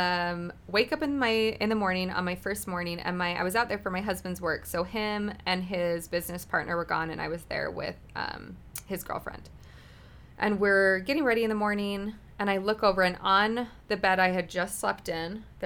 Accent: Utah, United States; I'm from Utah.

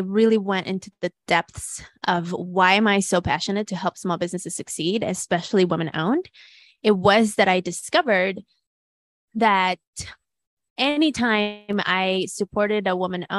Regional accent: Mexico City, Mexico; now in United States; I grew up in Mexico City with a level of privileges that I didn't have when I moved to the US. And so my mom then became the cleaning lady, and I was going to public school

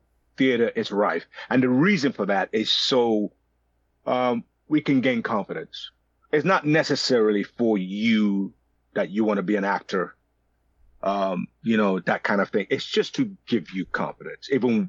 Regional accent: London, United Kingdom; also born or lived in Nigeria; So I was born in London, and at the age of 5, I went to Nigeria.

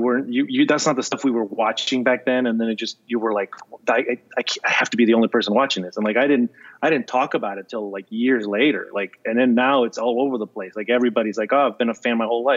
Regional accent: Peru; moved away; also born or lived in Florida; I grew up, I was born in Peru

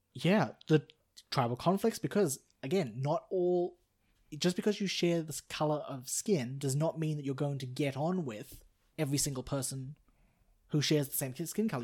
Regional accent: Australia; I'm Australian, I'm not Canadian

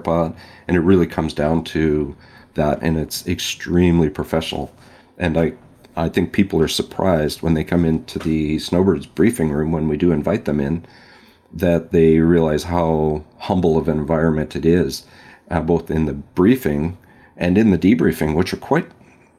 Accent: West Coast, United States; moved away; I grew up on the West Coast

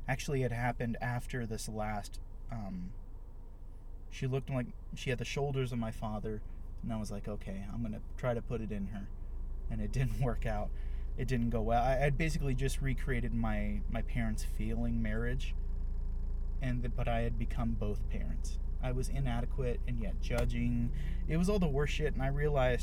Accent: Austin, Texas, United States; I've lived in Austin my whole life

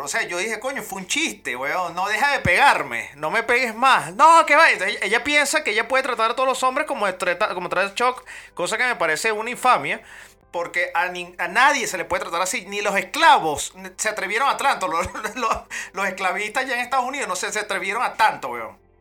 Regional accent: Venezuela; yo soy venezolano

